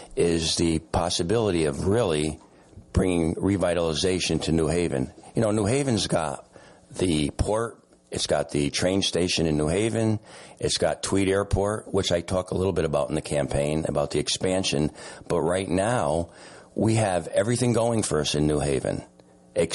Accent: New Haven, Connecticut, United States; I was born and raised in New Haven, went to school at Notre Dame, Quinnipiac

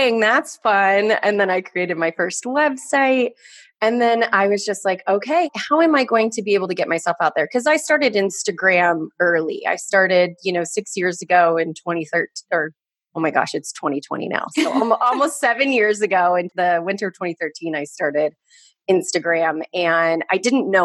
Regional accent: Orange County, California, United States; I grew up in Orange County.

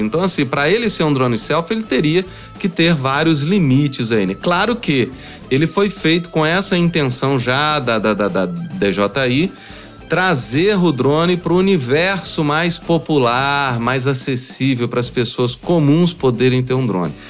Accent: São João del-Rei, Minas Gerais, Brazil; moved away; eu sou de São João Del Rei

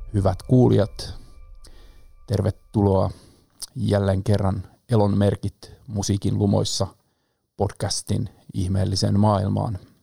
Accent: Pori, Satakunta, Finland; also born or lived in Rauma; pidän itseäni perusporilaisena

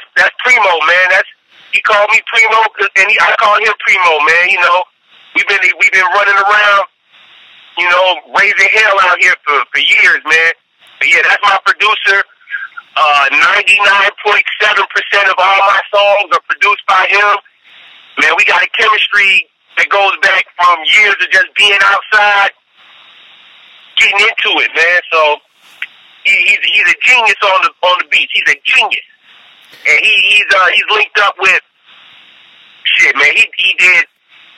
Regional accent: Chicago, Illinois, United States; now in Atlanta, United States; I'm from Chicago

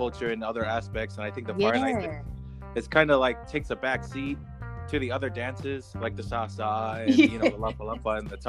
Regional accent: Orlando, Florida, United States; I'm from Orlando, Florida, and I dance for Walt Disney World.

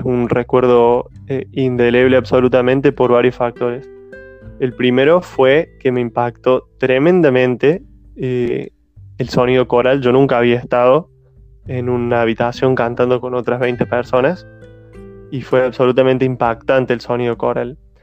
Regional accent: Montecristo, Córdoba, Argentina; de Córdoba Capital, que se llama Montecristo, y es el lugar donde yo nací y viví siempre

